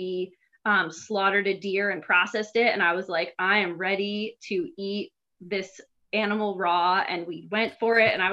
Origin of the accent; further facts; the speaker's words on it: West Chester, Pennsylvania, United States; I grew up in Westchester, Pennsylvania